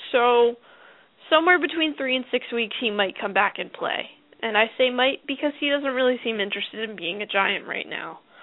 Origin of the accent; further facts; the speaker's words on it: New Jersey, United States; I'm from New Jersey